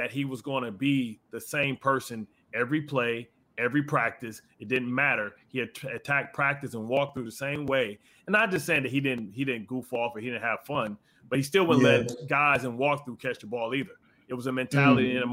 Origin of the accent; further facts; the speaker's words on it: Baltimore, Maryland, United States; I'm from Baltimore as well. I played with the Ravens for 7 years